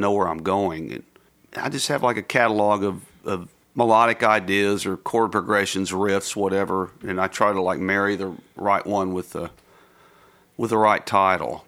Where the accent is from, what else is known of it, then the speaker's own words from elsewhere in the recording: United States; also born or lived in Texas / Mississippi; growing up in Texas and Mississippi